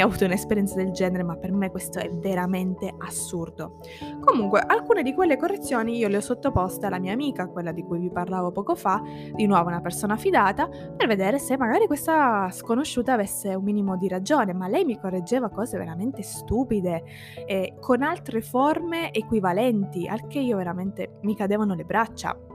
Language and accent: Italian; eastern Sicily, Italy; first language Italian; moved away as an adult; now in Turin, Italy; Ma ho vissuto tutta la mia infanzia e adolescenza in Sicilia. Sono nata lì